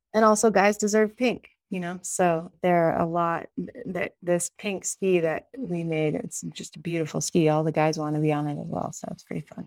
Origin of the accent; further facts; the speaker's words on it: Sun Valley, Idaho, United States; now in Jackson Hole, United States; I grew up in Sun Valley, Idaho